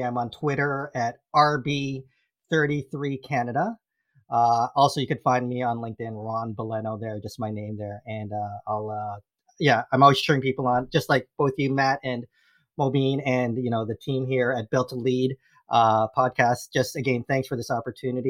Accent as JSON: {"language": "English", "country": "Philippines", "said": "I'm Filipino"}